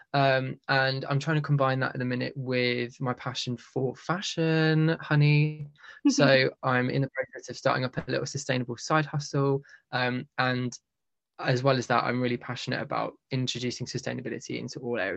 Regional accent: Midlands, United Kingdom; also born or lived in Leeds / London; I'm also from the Midlands, currently living there at the moment.

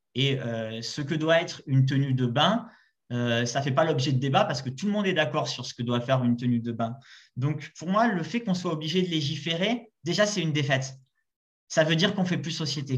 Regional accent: Marseille, Provence-Alpes-Côte d'Azur, France; je viens de Marseille

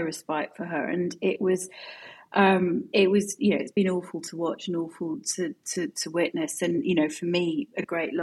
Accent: Edinburgh, Scotland, United Kingdom; I grew up in Edinburgh

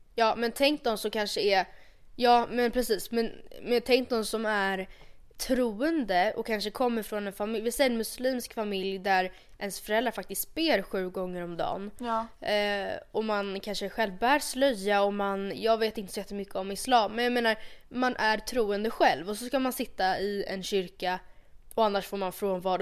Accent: Sweden; jag är stolt svensk

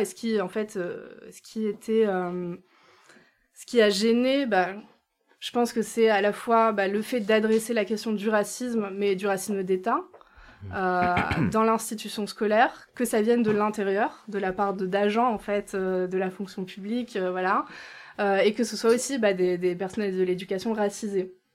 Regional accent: Lille, Hauts-de-France, France; moved away; j'ai grandi euh, à Lille

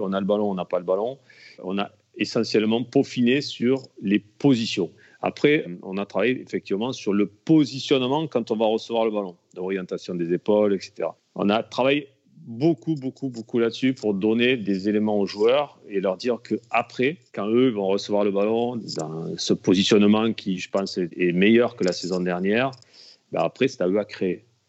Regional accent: Alès, Occitania, France; j'ai commencé dans mon club euh, là où je suis né à Alès

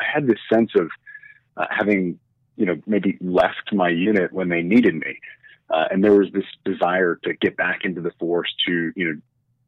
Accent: Sioux Falls, South Dakota, United States; also born or lived in Germany; So I spent kind of my first 12 years as a military brat growing up in Germany. And then my parents retired to Sioux Falls, South Dakota, which is where I went to middle school and high school.

